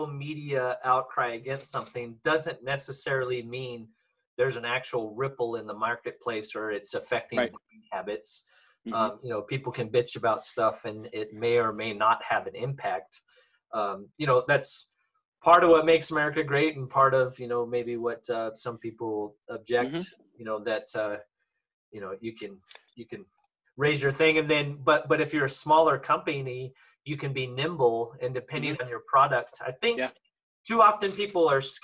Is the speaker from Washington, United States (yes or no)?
yes; Eastern Washington, United States; I'm from Eastern Washington.